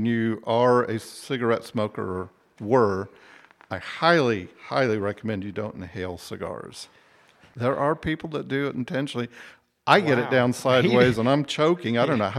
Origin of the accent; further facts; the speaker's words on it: Wichita, Kansas, United States; Wichita State, I grew up in Wichita.